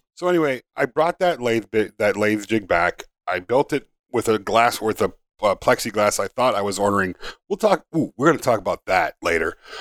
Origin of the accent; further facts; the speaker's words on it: Upper Peninsula of Michigan, United States; I grew up in Upper Michigan, there wasn't a hundred thousand people in the U P